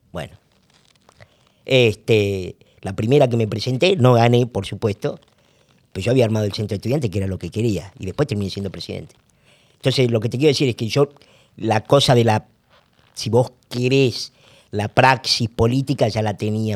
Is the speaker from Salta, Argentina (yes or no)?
yes; Salta, Argentina; moved away; also born or lived in Buenos Aires; yo soy salteño